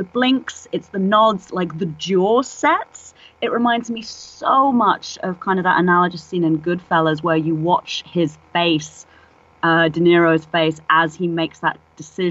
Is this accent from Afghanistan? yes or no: no; England, United Kingdom; moved away as an adult; now in San Francisco, United States; I'm English originally, obviously, as you can hear